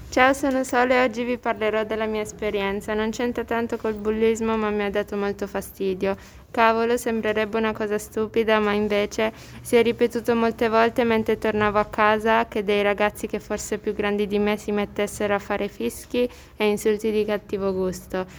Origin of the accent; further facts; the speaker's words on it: Philippines; Io non sono cinese, sono filippina